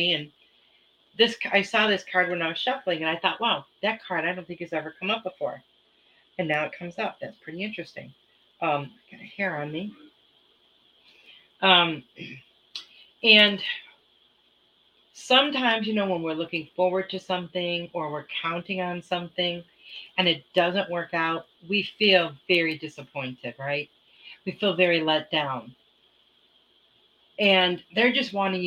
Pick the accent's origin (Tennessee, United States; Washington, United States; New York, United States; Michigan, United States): Michigan, United States; moved away; I was raised in Michigan, and we had some really cold winters when I was a child